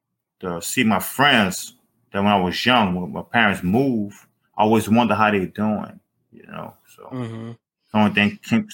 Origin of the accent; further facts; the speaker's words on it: Avondale, Louisiana, United States; also born or lived in New Orleans, Louisiana; I grew up like more in the countryside of New Orleans on the West Bank. I was raised in Avondale, Louisiana.